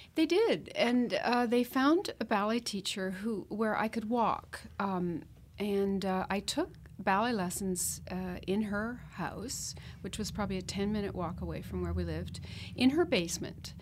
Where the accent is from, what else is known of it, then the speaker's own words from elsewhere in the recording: Ancaster, Ontario, Canada; growing up in Ancaster outside of Hamilton in the fifties